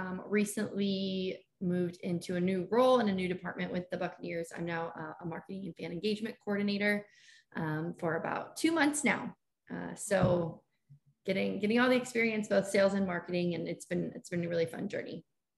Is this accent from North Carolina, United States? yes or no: no; Sacramento, California, United States; moved away as an adult; also born or lived in Reno, Nevada / Denver, Colorado; now in Tampa, United States; I'm originally from Sacramento, California, and I went to the University of Nevada in Reno.